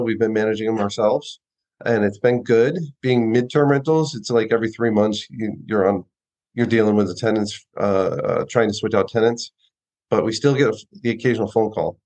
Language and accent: English; Austin, Texas, United States; we're from Austin, Texas.